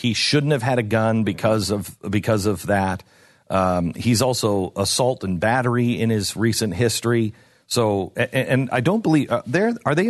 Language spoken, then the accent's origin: English; Seattle, Washington, United States; I grew up in Seattle. We didn't have the Klan, or at least the Klan that I knew of.